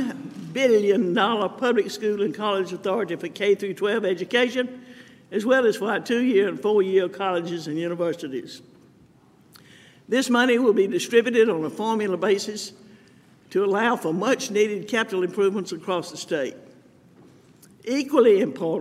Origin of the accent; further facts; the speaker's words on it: Camden, Alabama, United States; Growing up in Camden, my first grade teacher was Mrs. Elise Hickey